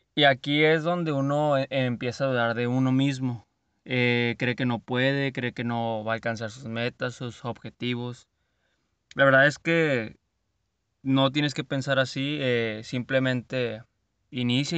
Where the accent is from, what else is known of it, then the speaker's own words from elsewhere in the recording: Culiacán, Sinaloa, Mexico; Así decimos aquí en Sinaloa. No les haya dicho, soy de Culiacán, Sinaloa.